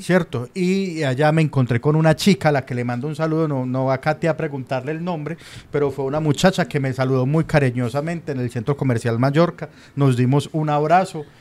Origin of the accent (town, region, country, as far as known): Medellín, Antioquia, Colombia